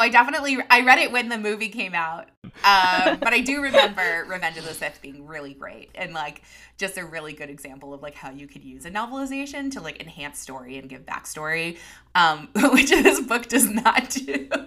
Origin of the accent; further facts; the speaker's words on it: New York, United States; as a New Yorker